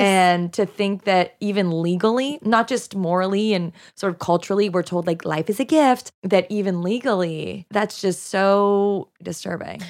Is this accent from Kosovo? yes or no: no; Canada; first language French; English is a second language; also born or lived in Quebec; now in United States; I'm Canadian